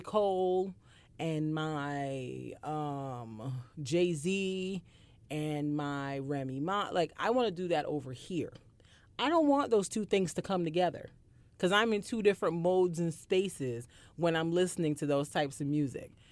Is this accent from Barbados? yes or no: yes; Barbados; I grew up in Barbados